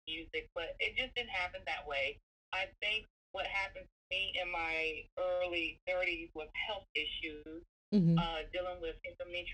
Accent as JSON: {"language": "English", "town": "Philadelphia", "region": "Mississippi", "country": "United States", "tie": "born or raised there", "moved": "yes", "said": "I'm originally from Philadelphia, Mississippi. So, and Mississippi, you know, we just ate the southern food"}